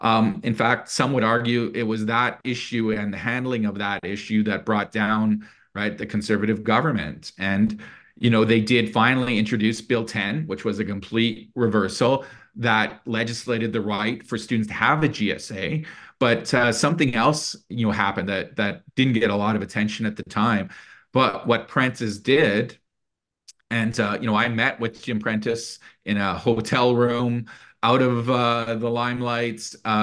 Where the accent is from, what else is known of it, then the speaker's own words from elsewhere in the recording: Alberta, Canada; You know, and me as somebody born and raised in Alberta, that breaks my heart, because I love and I care about this province deeply.